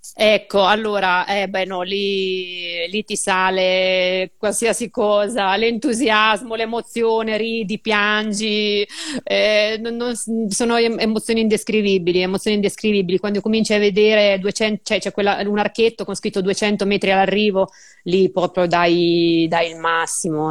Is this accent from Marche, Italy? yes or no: yes; Urbino, Marche, Italy; vengo da Urbino